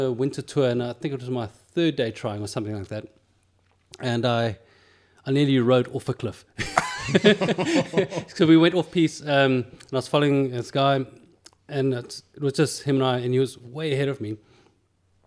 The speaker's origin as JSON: {"language": "English", "town": "Cape Town", "region": "Western Cape", "country": "South Africa", "tie": "born or raised there", "moved": "as an adult", "lives_now": "Berlin, Germany", "said": "I grew up in Cape Town"}